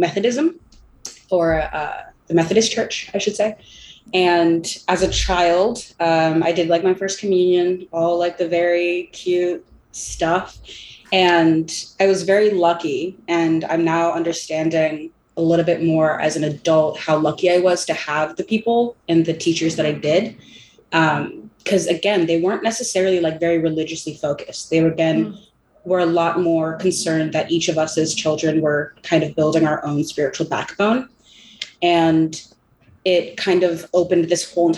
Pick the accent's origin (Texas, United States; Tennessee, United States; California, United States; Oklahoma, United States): California, United States; I'm from California.